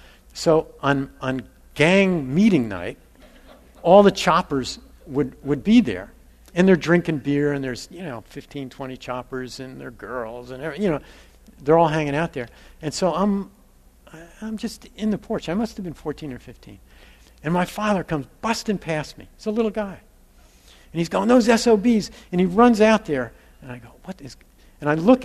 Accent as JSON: {"language": "English", "region": "New Jersey", "country": "United States", "tie": "born or raised there", "said": "We grew up in New Jersey in this row house"}